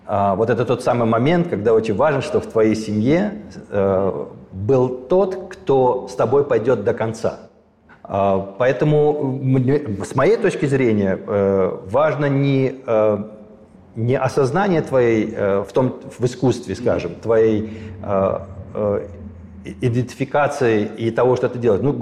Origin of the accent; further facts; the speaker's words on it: Armenia; Мне кажется, это гораздо важнее и сильнее, чем если бы я как армянин занимался пропагандой армянского балета